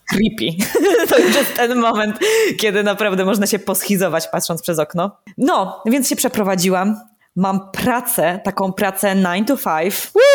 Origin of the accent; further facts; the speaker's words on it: Opole, Opole Voivodeship, Poland; moved away as an adult; also born or lived in Kraków; wróciłam w moje rodzinne strony jako córa marnotrawna. I mieszkam teraz w Opolu